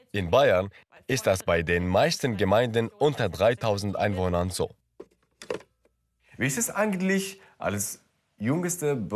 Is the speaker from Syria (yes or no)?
yes; Syria; Mich erinnert das in meine Heimat in Syrien. Da leben auch alle unter einem Dach.